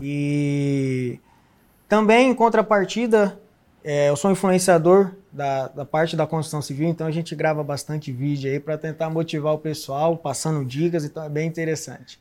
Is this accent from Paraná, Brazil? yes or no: yes; Londrina, Paraná, Brazil; sou de Londrina, Paraná, nascido e criado lá